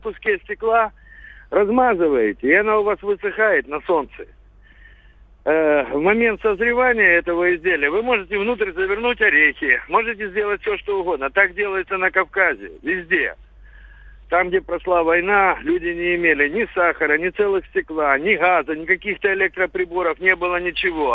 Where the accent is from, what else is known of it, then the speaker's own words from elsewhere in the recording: Sevastopol, Crimea, Ukraine; у нас в Крыму, я из Севастополя